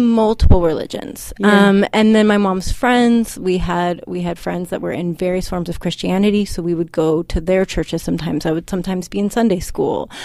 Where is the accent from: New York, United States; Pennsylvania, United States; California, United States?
California, United States; Inglewood; I grew up in Inglewood, California, Los Angeles, like right on the border